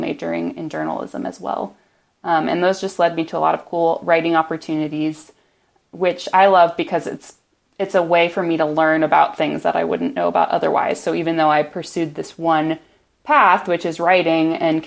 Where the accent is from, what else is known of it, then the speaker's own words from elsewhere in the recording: Edwardsville, Illinois, United States; also born or lived in Atlanta, Georgia / Ohio / Washington, D.C. area; now in Austin, United States; I mostly grew up in Southern Illinois near St. Louis, in a town called Edwardsville